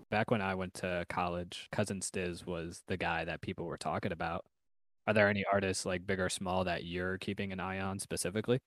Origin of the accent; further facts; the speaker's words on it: New York, United States; I'm I'm from New York